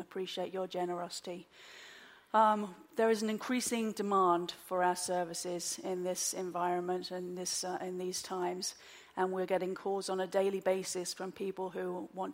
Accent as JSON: {"language": "English", "region": "London", "country": "United Kingdom", "tie": "born or raised there", "also_born_or_lived": "Oxford", "moved": "as an adult", "lives_now": "Wilmington, United States", "said": "I'm originally from London. I was born and raised in London"}